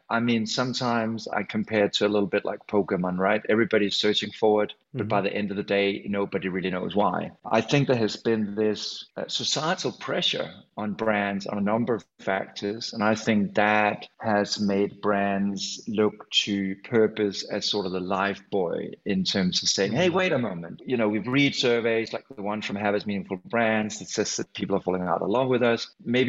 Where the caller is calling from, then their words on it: Copenhagen, Capital Region of Denmark, Denmark; from a Scandinavian perspective, I'm calling in from Copenhagen today